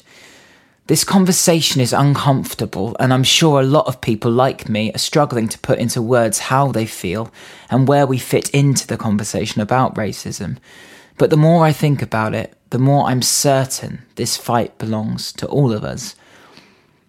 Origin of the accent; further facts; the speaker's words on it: Reading, South East England, United Kingdom; We grew up together in Reading